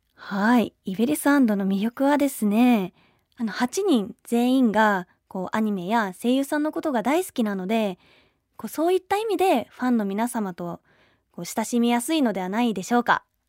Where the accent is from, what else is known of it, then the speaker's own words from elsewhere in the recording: Kanagawa, Japan; 神奈川県出身です